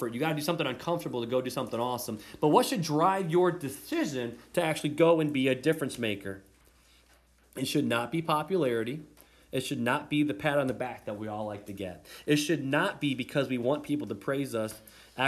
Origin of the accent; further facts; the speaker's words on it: United States; As Americans